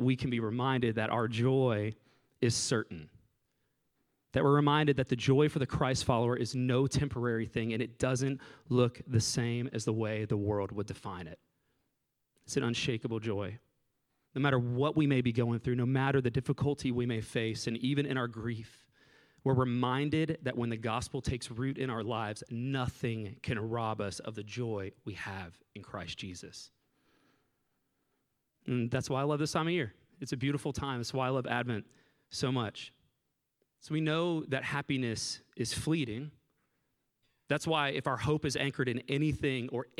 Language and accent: English; Southwest Florida, United States; moved away; I'm from Southwest Florida